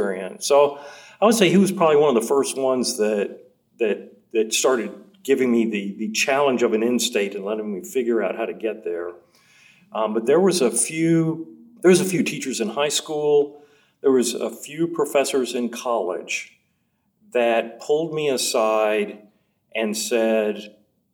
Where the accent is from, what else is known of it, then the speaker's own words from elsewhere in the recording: Nashville, Tennessee, United States; moved away as an adult; also born or lived in Fort Worth, Texas / Burbank, California; I'm from Nashville, Tennessee